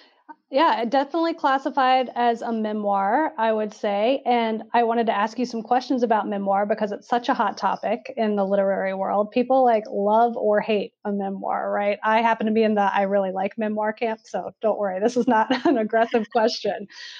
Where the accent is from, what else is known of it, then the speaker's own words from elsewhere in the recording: the South, United States; now in Durham, United States; I grew up in the South and I wanted to get out, and I left for 10 years. And then I came back to Durham, of all places.